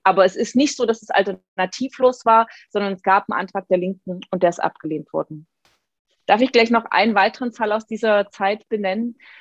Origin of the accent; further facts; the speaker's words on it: Dresden, Saxony, Germany; meiner Heimatstadt Dresden